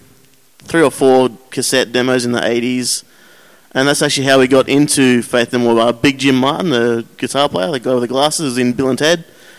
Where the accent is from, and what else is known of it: Sydney, New South Wales, Australia; born or raised there